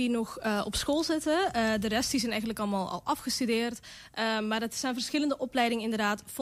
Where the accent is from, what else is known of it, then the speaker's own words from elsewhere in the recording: Belgium; Ik kom eigenlijk toevallig ook uit België.